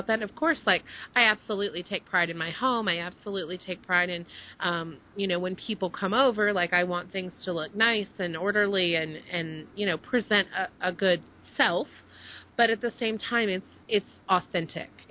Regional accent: Dallas, Texas, United States; moved away as an adult; also born or lived in Connecticut / Maine; I grew up in the Dallas area, so it's kind of that southern mentality

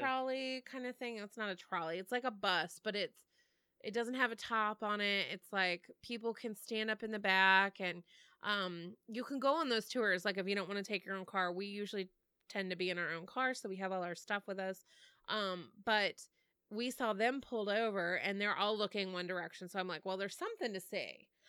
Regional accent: Texas, United States; moved away; I'm from Texas originally

